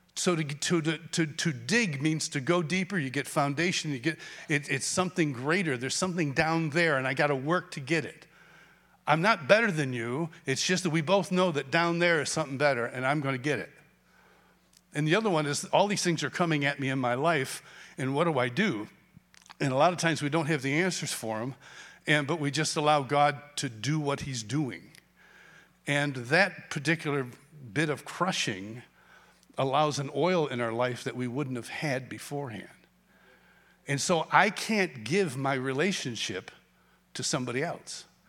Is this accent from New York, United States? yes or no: yes; Rochester, New York, United States; I grew up in Rochester, New York